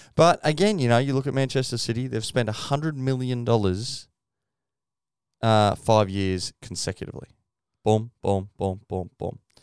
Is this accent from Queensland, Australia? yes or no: yes; Queensland, Australia; as a Queenslander.